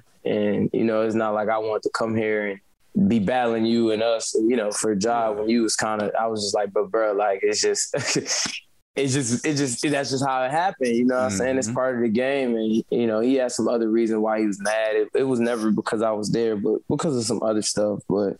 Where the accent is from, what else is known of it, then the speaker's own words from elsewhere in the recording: Wisconsin, United States; I was born and raised in Wisconsin, went to college there, everything.